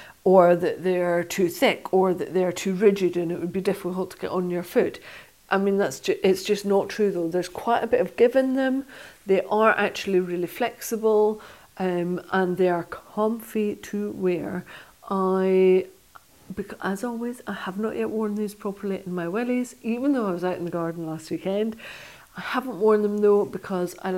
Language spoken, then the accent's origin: English; Stranraer, Scotland, United Kingdom; I used to curl when I was younger, when I was growing up in Stranraer in southwest Scotland.